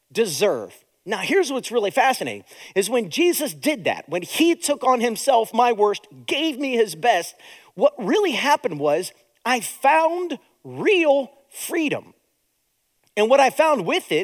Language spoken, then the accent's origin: English; United States; Now, I live in America. I was born in America.